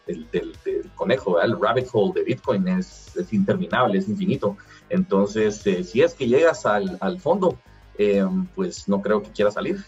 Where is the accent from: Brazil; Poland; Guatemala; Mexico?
Guatemala; yo soy emprendedor guatemalteco, millennial